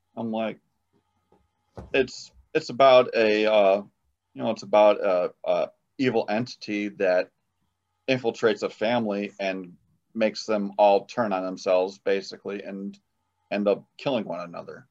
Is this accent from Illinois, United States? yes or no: yes; Illinois, United States; also born or lived in South Carolina; I'm from Illinois.